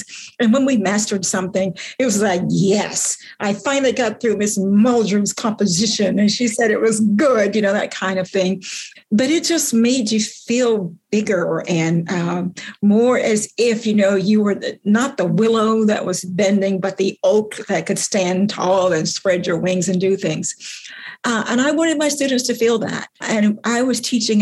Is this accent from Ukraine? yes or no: no; the South, United States; growing up in the South